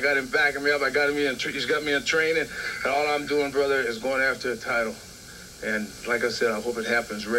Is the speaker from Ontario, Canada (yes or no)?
no; Nova Scotia, Canada; moved away as an adult; also born or lived in Toronto; now in Washington, D.C., United States; it all started here for me right in Canada, because I was born in Nova Scotia, Canada. I started in Toronto. From there, I went all over the world. I've been all over, Daddy. I live in Washington, D.C. right now. I make my home there.